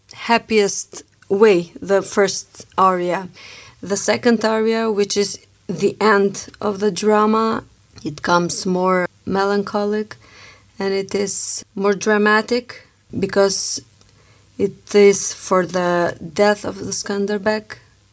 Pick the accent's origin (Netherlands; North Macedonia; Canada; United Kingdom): North Macedonia; Struga; now in Pristina, Kosovo; I'm from Macedonia. We came from Struga.